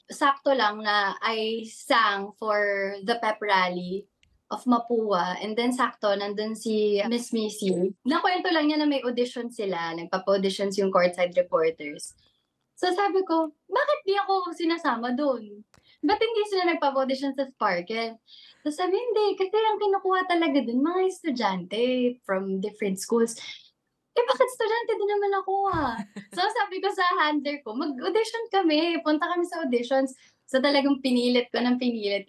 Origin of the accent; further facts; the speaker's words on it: Calabarzon, Philippines; now in Manila, Philippines; I grew up in Cavite, pero I was born na rin talaga in Manila.